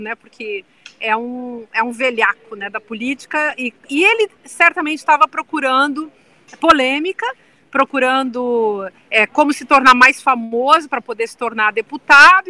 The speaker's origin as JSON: {"language": "Portuguese", "region": "southern Brazil", "country": "Brazil", "said": "eu sou do sul do Brasil"}